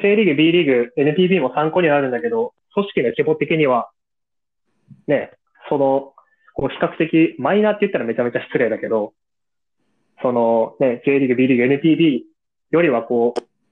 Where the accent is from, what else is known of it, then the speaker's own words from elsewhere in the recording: Hokkaido, Japan; moved away; 地元の北海道